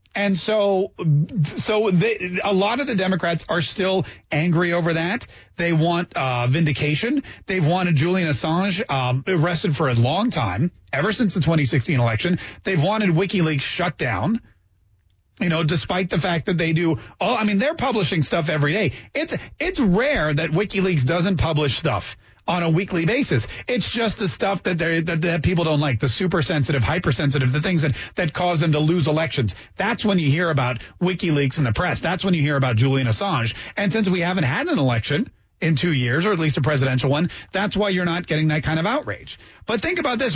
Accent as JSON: {"language": "English", "country": "Canada", "tie": "born or raised there", "moved": "yes", "lives_now": "United States", "said": "Canadian by birth, American by the grace of God"}